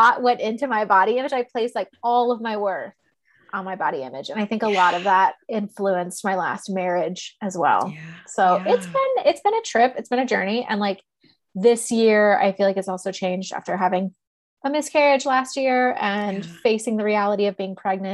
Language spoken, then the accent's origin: English; Texas, United States; I grew up in Texas